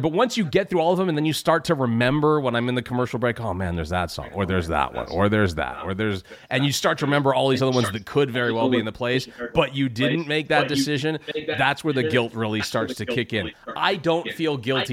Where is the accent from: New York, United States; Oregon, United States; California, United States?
California, United States; I grew up in California